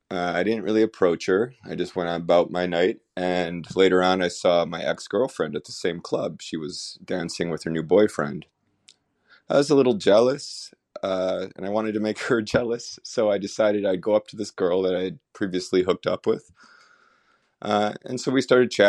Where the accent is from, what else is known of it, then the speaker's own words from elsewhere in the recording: Buffalo, New York, United States; I'm from Buffalo, New York